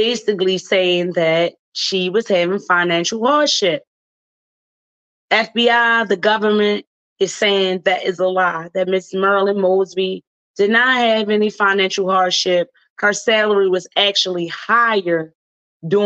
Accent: Baltimore, Maryland, United States; accent: Baltimore accent; I am from Baltimore, Maryland, born and raised and proud of it

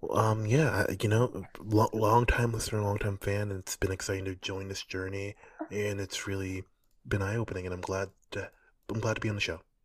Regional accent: New York City, New York, United States; moved away; I'm from New York City, but I didn't live here for a long time

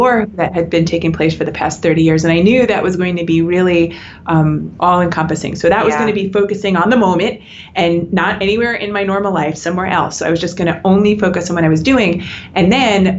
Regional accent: United States; I'm American

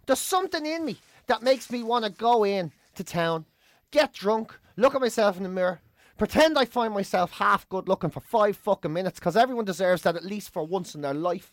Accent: Ireland; we get the opportunity to celebrate being Irish and to be Irish

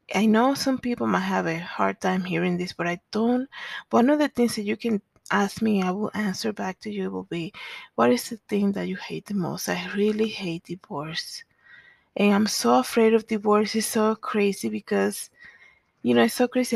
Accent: Dominican Republic; now in Denver, United States; I was born in the Dominican Republic

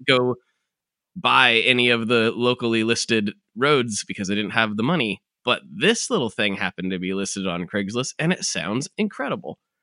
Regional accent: United States; my civic duty as an American

